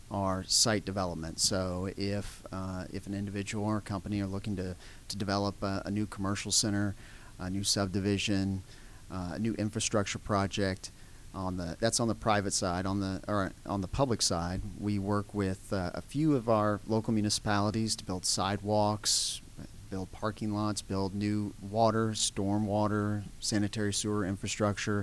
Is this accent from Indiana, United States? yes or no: yes; Bloomington, Indiana, United States; moved away as an adult; also born or lived in Wisconsin; now in Sugar Hill, Georgia, United States; I'm actually from Indiana originally, and went to Purdue University. Grew up in Bloomington, Indiana